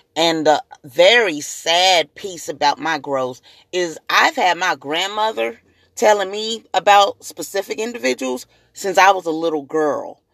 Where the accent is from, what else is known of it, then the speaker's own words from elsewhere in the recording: Springfield, Missouri, United States; also born or lived in Jackson, Tennessee; I'm also native to Springfield, Missouri